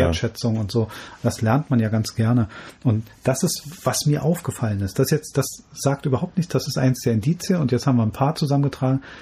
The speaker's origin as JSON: {"language": "German", "country": "Germany", "said": "bei uns in Deutschland"}